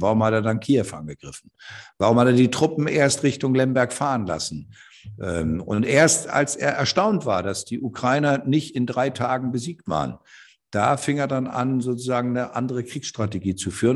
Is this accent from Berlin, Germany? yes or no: no; Osterholz-Scharmbeck, Lower Saxony, Germany; ich komme aus einer Gegend, ich bin ja in Ostdeutsch-Scharmbeck geboren